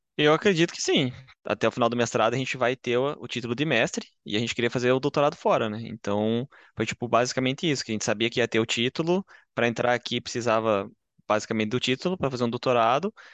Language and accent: Portuguese; Curitiba, Paraná, Brazil; moved away as an adult; now in Bochum, Germany; eu vim de Curitiba, uh, no Paraná